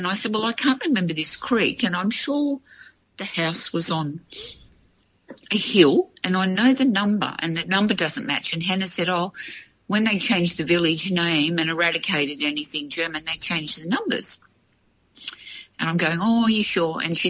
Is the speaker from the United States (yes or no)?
no; Australia; I was from Australia